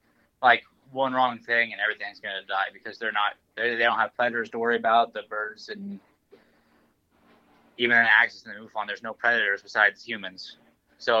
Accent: Nebraska, United States; I come from Nebraska, where we have rattlesnakes you watch out for.

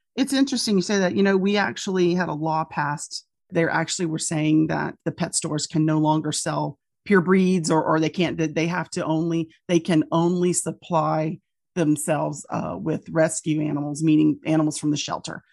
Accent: Louisiana, United States; my hometowns and my home state

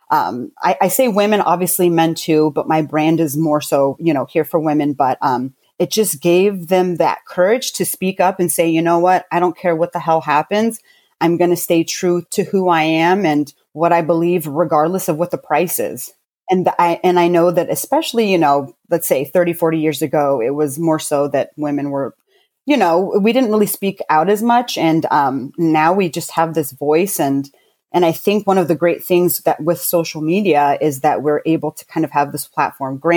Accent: Fort Lewis, Washington, United States; born there; I was born in Fort Lewis, Washington State. So I'm an Army brat, I guess you can say.

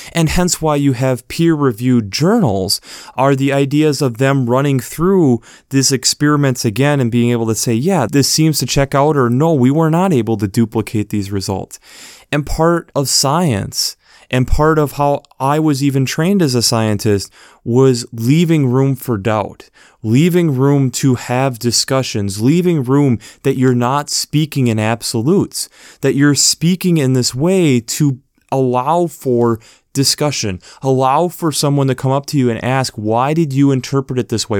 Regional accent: United States; as an American

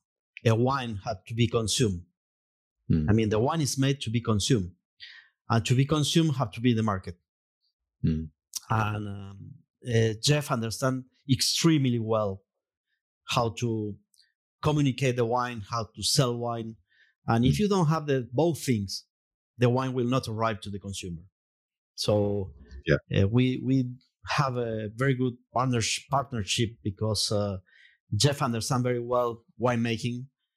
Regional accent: Jujuy, Argentina; English is a second language; I'm from Jujuy, cielo arriba.

